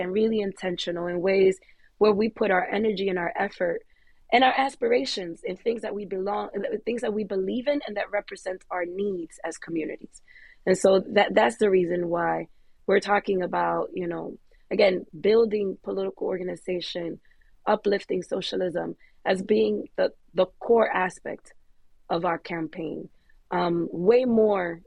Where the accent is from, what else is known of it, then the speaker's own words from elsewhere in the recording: New York, United States; I'm a New Yorker through and through